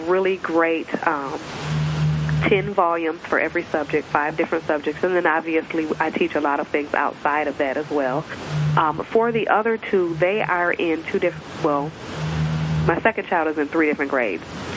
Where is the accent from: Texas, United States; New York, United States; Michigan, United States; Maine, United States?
Michigan, United States; I am born and raised in Michigan.